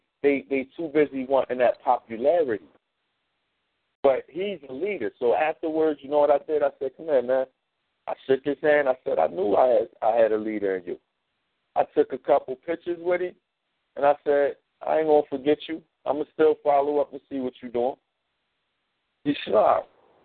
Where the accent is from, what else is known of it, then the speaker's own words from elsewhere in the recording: Philadelphia, Pennsylvania, United States; I know it because I'm from North Philly, and I can identify that instantly.